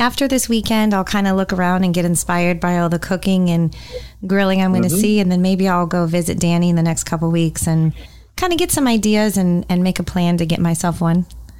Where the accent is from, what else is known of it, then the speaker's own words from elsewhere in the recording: California, United States; moved away; growing up in California